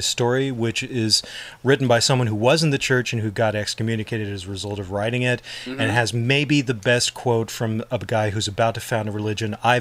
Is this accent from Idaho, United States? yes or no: yes; Idaho, United States; growing up in Idaho is the Mormonism